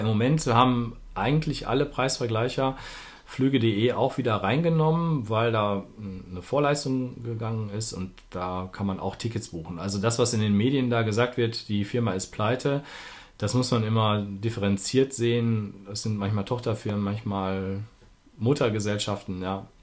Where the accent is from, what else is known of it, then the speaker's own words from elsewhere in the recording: Duisburg, North Rhine-Westphalia, Germany; moved away as an adult; now in Berlin, Germany; ich bin nämlich, bezeichne mich als Duisburger, der in Berlin wohnt, ähm, weil ich auch über 40 Jahre in unserer schönen Stadt gewohnt habe